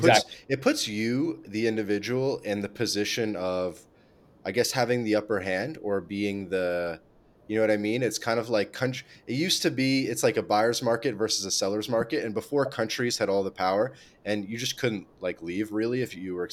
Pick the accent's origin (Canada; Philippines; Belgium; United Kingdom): Canada; moved away as an adult; also born or lived in United States; now in Latin America; I'm Canadian